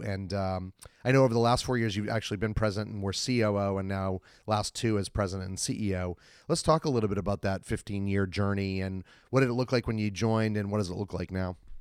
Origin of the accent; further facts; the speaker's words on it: Boston, Massachusetts, United States; I'm from Boston as well